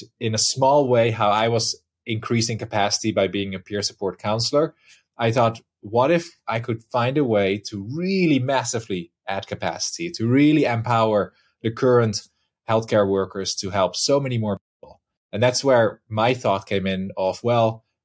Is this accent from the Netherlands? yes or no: yes; Netherlands; moved away; originally, I'm from the Netherlands in Europe